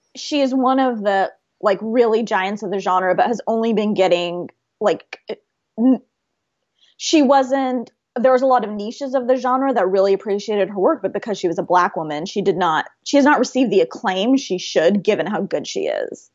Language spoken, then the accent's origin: English; Oklahoma, United States; growing up in, you know, Oklahoma